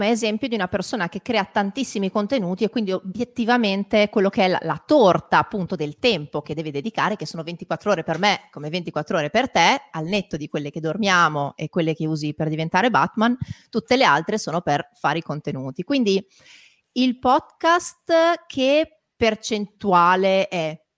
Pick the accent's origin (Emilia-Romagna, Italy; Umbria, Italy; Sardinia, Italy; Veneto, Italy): Emilia-Romagna, Italy; Eh, io da Emiliana fortemente... posso darti ragione